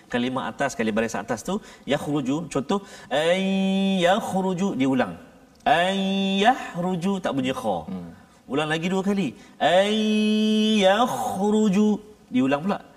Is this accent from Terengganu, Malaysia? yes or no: yes; Terengganu, Malaysia; kampung saya kat Terengganu